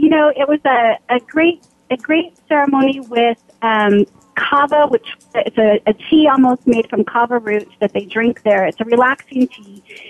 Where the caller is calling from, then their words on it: California, United States; I am calling from my home office in not-so-sunny California.